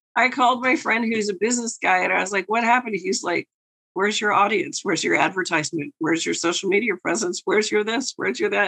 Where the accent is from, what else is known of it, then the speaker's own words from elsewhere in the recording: New York, United States; the New Yorker